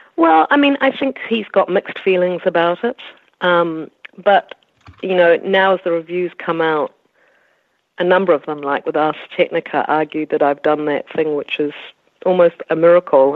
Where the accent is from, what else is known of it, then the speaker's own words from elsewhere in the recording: New Zealand; as a New Zealander